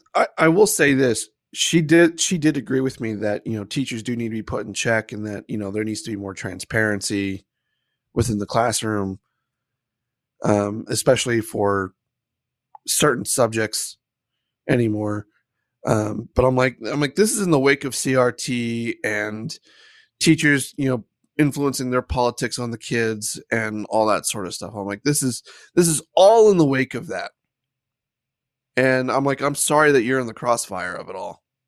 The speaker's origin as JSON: {"language": "English", "country": "United States", "said": "I have an Irish heritage, but no, I'm American."}